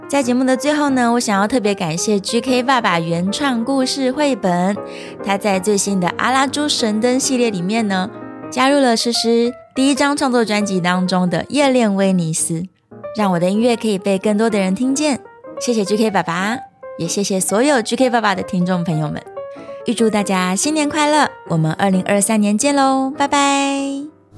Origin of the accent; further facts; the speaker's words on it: Taiwan; 身为一个土生土长的台湾音乐人